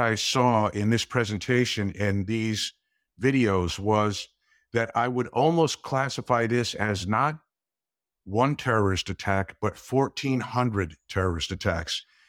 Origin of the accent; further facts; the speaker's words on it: Glen Rock, New Jersey, United States; I grew up in, uh, a small town in New Jersey called Glen Rock